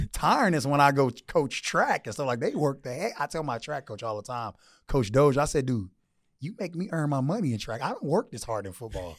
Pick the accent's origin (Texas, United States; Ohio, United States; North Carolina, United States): Texas, United States; now in Arizona, United States; I'm from Texas